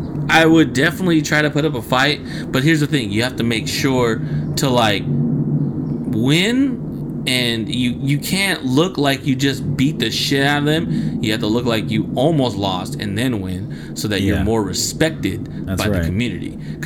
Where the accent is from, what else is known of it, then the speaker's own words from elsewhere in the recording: Cleveland, Ohio, United States; And we come from Cleveland. You know what I'm saying, man? East 1999.